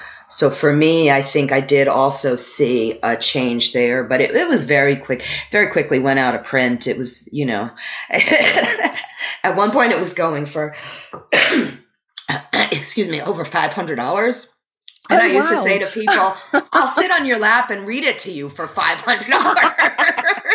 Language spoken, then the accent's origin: English; New York City, New York, United States; moved away as an adult; now in New Orleans, United States; I grew up in New York City. I live in New Orleans now